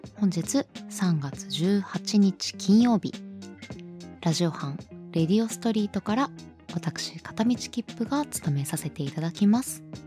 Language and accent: Japanese; eastern Japan, Japan; 東の人間なので